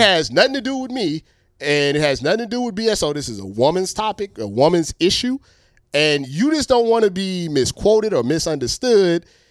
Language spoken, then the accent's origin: English; Ohio, United States; we're from Ohio